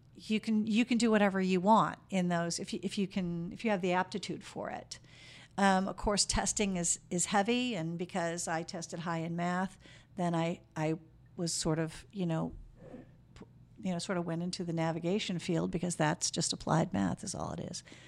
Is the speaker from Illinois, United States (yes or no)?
yes; Chicago, Illinois, United States; moved away as an adult; also born or lived in Germany; now in Sacramento, United States; I'm originally from Chicago